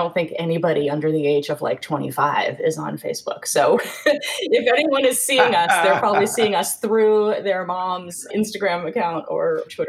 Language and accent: English; New England, United States; I grew up in New England and went to a pretty high-pressured, high-powered boarding school for high school.